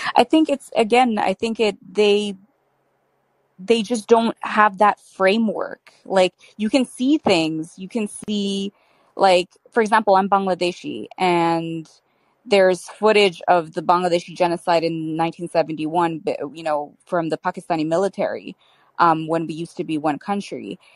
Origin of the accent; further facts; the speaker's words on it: Canada; I'm Canadian and I'm Muslim